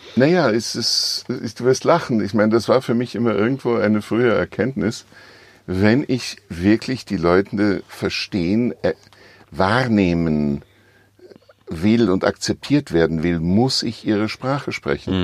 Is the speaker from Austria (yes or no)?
yes; Vienna, Austria; moved away as an adult; now in Switzerland; ich vermisse natürlich meine Heimat Wien